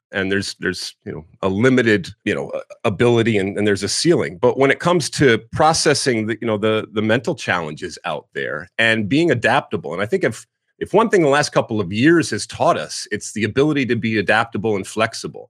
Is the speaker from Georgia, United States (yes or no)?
no; right outside of Detroit, Michigan, United States; moved away as an adult; I grew up in Michigan, right outside of uh, Detroit